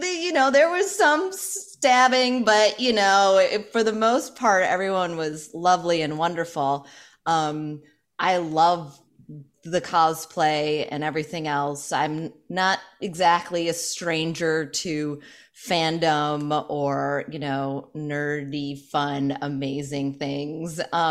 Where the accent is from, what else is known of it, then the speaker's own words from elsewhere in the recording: United States; being an American